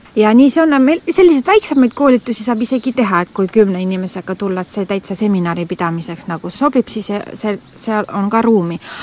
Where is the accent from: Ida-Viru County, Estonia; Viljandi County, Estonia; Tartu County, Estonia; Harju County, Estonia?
Tartu County, Estonia; Nõo; ma olen äh, siis Näost pärit siit lähedalt siis viis kilomeetrit ja juba väiksest peale olen siin pargis käinud